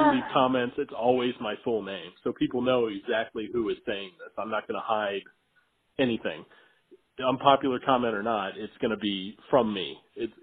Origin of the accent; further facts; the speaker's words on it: the South, United States; moved away; I come from the South and I come from a construction background.